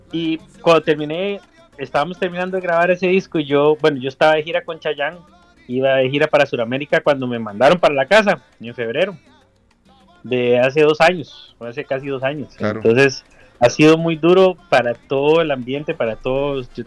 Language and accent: Spanish; Costa Rica; toda la parte técnica que trabajamos con Rubén somos Ticos.